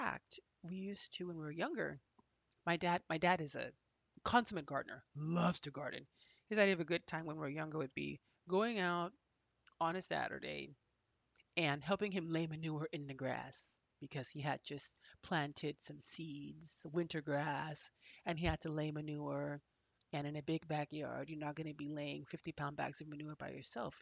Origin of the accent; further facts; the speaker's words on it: Phoenix, Arizona, United States; I grew up in Phoenix, Arizona, which is in the southwestern part of the United States.